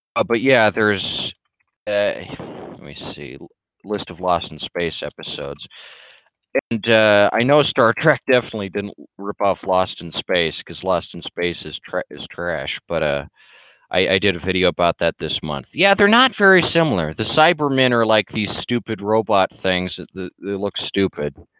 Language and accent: English; United States; As an American